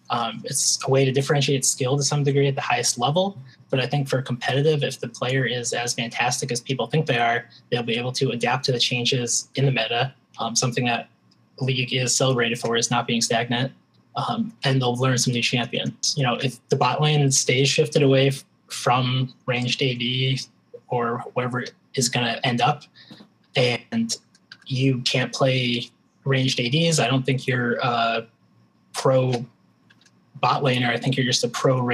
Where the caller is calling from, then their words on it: Springfield, Massachusetts, United States; I'm calling from Springfield, Massachusetts.